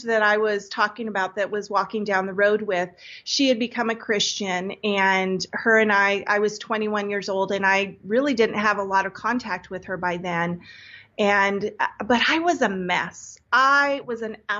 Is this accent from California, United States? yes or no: yes; Santa Cruz, California, United States; I grew up in Santa Cruz, California